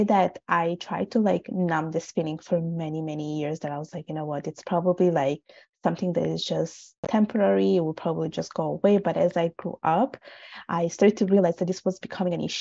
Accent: Italy; first language Italian; English is a second language; I was born and raised in Italy. My parents are from Bangladesh.

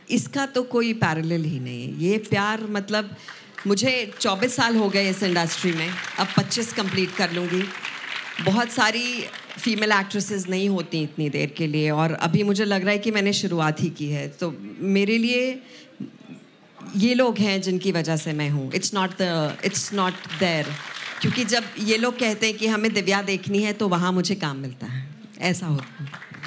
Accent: Punjab, India; पंजाब से सिर्फ मैं थी

